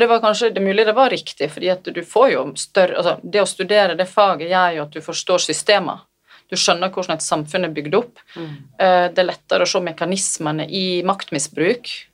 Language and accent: Norwegian; Selje, Vestland, Norway; also born or lived in Bergen; der ble jeg født i Bergen mm. og bodde der de tre første åra av livet mitt. Så flytta jeg til Selje, ja. i mora mi sin heimbygd.